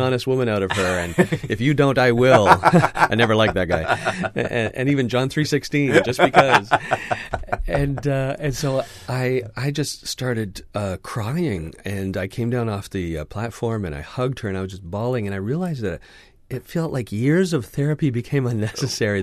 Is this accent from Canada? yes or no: yes; Canada; my passport says I'm Canadian